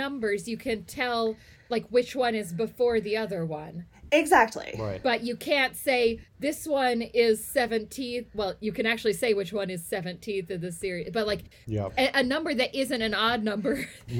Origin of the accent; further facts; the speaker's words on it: Texas, United States; now in Salt Lake City, United States; I grew up in Texas